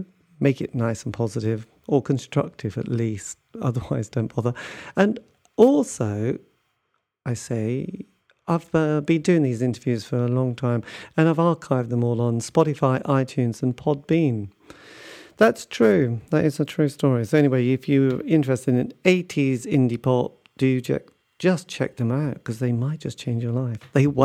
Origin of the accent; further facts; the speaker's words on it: England, United Kingdom; I'm very English.